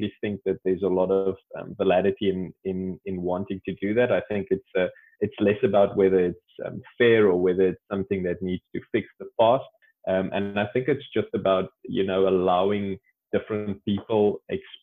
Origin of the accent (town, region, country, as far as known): South Africa; born or raised there; now in Cape Town, South Africa